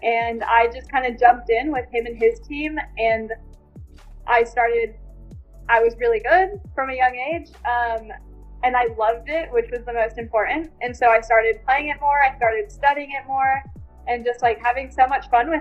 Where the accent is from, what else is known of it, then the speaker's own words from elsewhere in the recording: San Diego, California, United States; So I'm from San Diego, California. And I went to Mission Bay High School